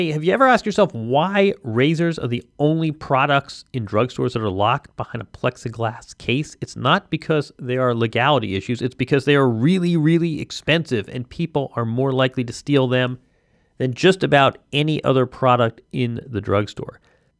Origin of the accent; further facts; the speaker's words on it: Indiana, United States; I'm from Indiana